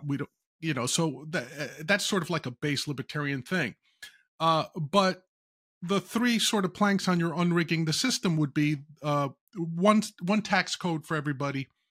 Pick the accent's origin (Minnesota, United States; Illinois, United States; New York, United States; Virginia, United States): New York, United States; I'm a New Yorker as well